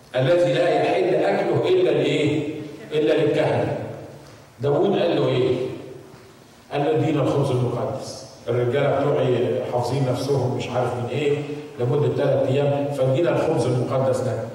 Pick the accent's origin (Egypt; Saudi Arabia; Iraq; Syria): Egypt; عندنا في مصر